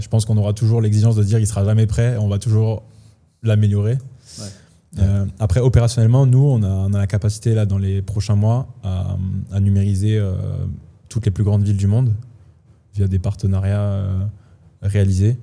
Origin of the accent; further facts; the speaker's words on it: France; now in Switzerland; moi j'ai déjà investi en France, je suis français